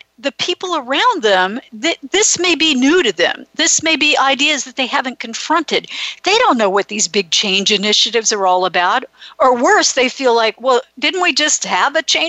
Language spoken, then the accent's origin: English; Florida, United States; now in California, United States; I grew up in Florida